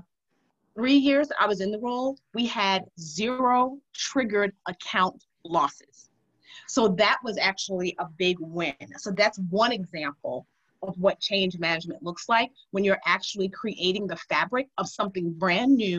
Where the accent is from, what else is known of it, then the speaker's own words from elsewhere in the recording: New York City, New York, United States; I grew up in Harlem, and I'm going to just be clear, the old Harlem, not the new Harlem